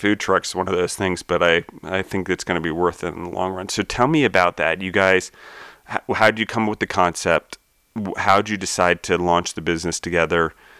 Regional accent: Maryland, United States; now in Denver, United States; I grew up in Maryland, and my parents had a horse farm

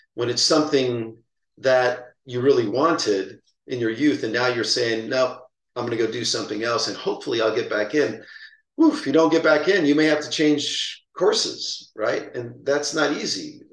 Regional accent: San Pedro, California, United States; where I grew up in San Pedro.

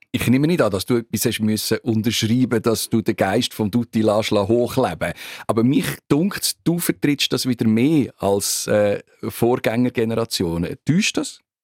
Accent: Zug, Switzerland; ich komme aus dem Kanton Zug

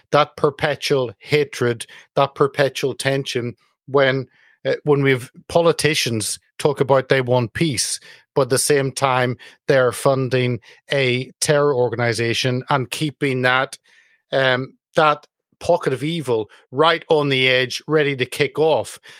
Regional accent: United Kingdom; speaking as a Brit

